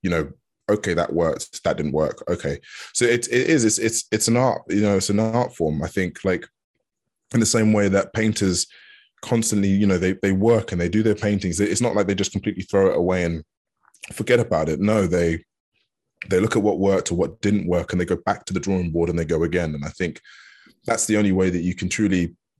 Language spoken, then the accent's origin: English; Hertfordshire, East of England, United Kingdom; I was brought up in Hertfordshire